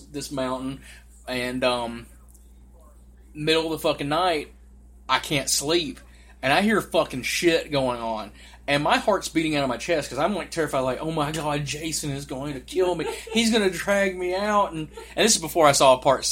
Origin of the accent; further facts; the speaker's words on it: Morristown, Tennessee, United States; my hometown of Morristown, Tennessee